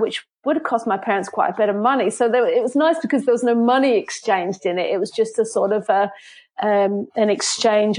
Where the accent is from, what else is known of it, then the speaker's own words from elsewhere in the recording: Hertfordshire, East of England, United Kingdom; moved away as an adult; also born or lived in Belfast / Antrim coast; now in County Antrim, United Kingdom; I was born in a small village in Hertfordshire, and that's where I grew up.